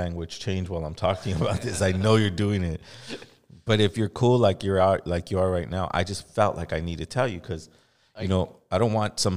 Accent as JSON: {"language": "English", "area": "the Valley", "region": "California", "country": "United States", "tie": "born or raised there", "said": "growing up in the Valley"}